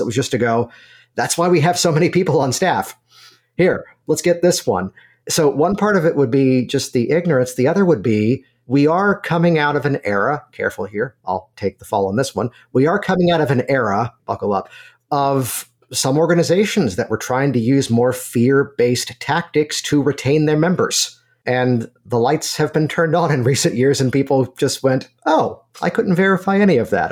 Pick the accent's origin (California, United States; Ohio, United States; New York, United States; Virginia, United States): Virginia, United States; moved away; I'm originally from Virginia